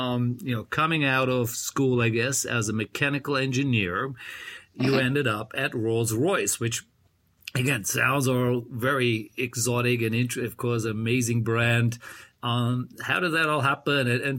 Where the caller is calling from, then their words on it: Bangkok, Thailand; Well, I'm calling from Bangkok, Thailand.